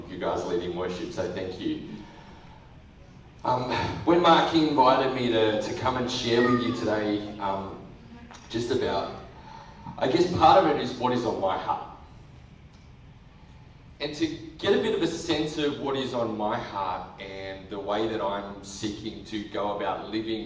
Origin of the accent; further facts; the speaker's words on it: Cowra, New South Wales, Australia; I grew up in country New South Wales, a place called Cowra.